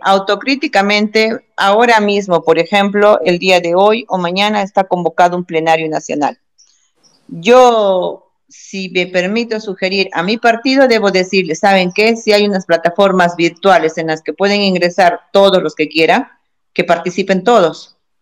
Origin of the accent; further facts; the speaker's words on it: Peru; nosotros como peruanos